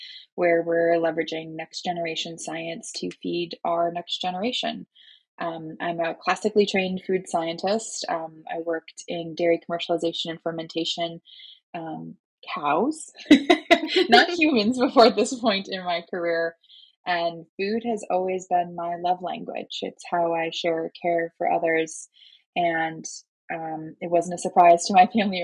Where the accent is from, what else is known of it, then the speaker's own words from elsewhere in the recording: Minnesota, United States; moved away as an adult; also born or lived in North Carolina; I'm born and raised in Minnesota originally